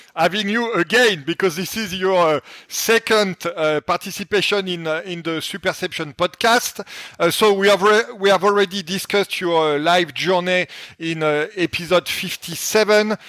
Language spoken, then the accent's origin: English; France; accent: French; my French accent